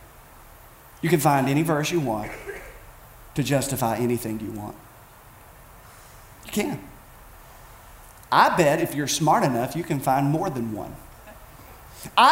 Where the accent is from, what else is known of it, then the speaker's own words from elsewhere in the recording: Bell County, Kentucky, United States; I grew up in Bell County, Kentucky. I'm an Appalachian, born, bred, raised